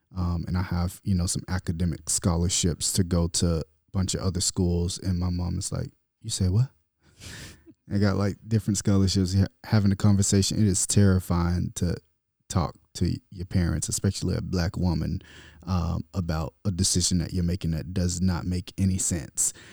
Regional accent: South Bay, Florida, United States; now in California, United States; I'm from South Bay, Florida. I love my city, Muck City

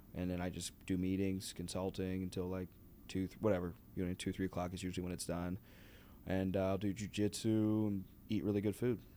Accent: Pittsburgh, Pennsylvania, United States; moved away as an adult; now in Chicago, United States; I'm from Pittsburgh

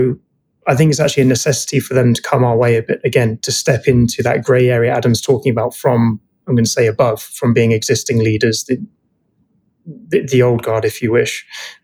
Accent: United Kingdom; being British, we have Uber here

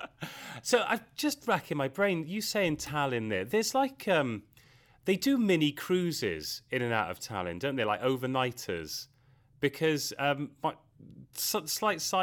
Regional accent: Wales, United Kingdom; I'm from Wales, and we say Yachida, so good health, cheers

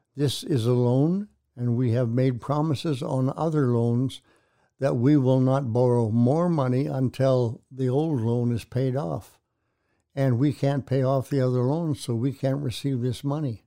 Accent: Canada; moved away as an adult; now in Tulsa, United States; I was born and raised in Canada, came down to attend Oral Roberts University here in Tulsa

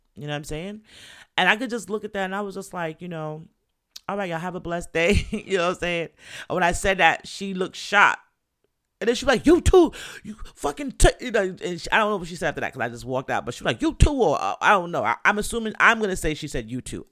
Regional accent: New York, United States; I'm from New York

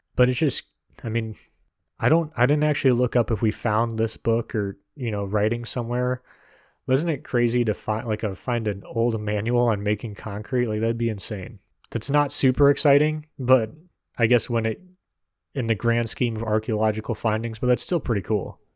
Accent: United States; as an American

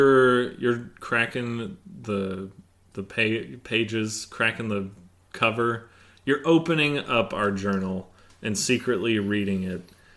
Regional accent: Minnesota, United States; now in Lexington, United States; I'm a northern transplant to Kentucky, born and raised in Minnesota.

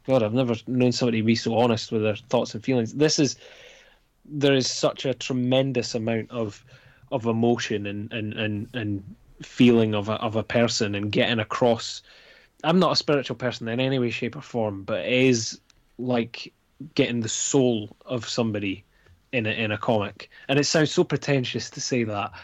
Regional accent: Scotland, United Kingdom; I'm Scottish

